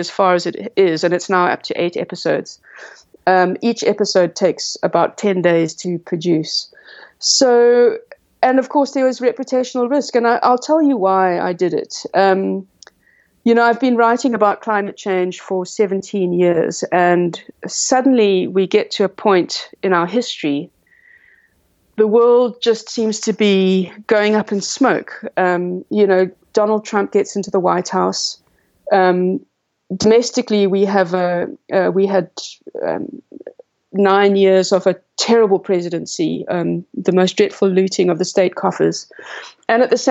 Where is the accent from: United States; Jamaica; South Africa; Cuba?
South Africa; also born or lived in Cape Town; as a South African author and science writer